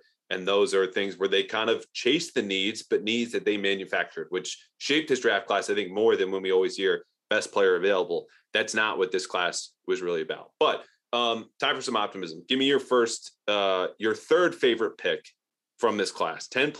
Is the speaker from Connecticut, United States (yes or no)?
yes; Connecticut, United States; Darien is not where I grew up in Connecticut.